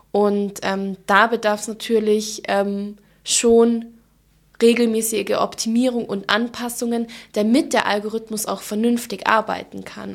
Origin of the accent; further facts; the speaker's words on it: Allgäu, Bavaria, Germany; accent: Allgäu dialect; now in Munich, Germany; wie man vielleicht jetzt auch an ähm, meinem Dialekt ein bisschen hören kann. Ähm, ich komme ursprünglich aus dem Allgäu